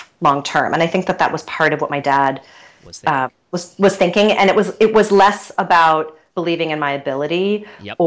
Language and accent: English; Cleveland, Ohio, United States; I grew up in Cleveland, Ohio. So classic Midwestern with Midwestern parents